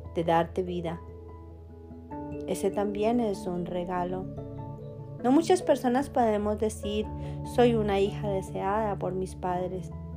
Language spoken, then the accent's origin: Spanish; Colombia; moved away; also born or lived in Germany; Me casé dos veces, una vez en mi país Colombia